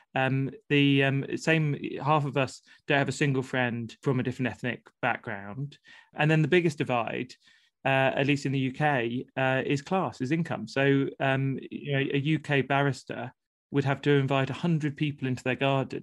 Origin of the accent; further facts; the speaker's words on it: Plymouth, South West England, United Kingdom; I grew up in Plymouth